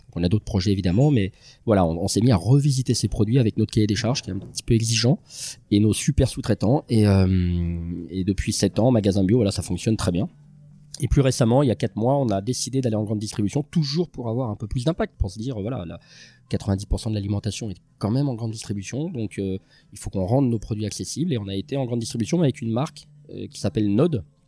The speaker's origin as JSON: {"language": "French", "town": "Lyon", "region": "Auvergne-Rhône-Alpes", "country": "France", "tie": "born or raised there", "said": "j'ai grandi à Lyon"}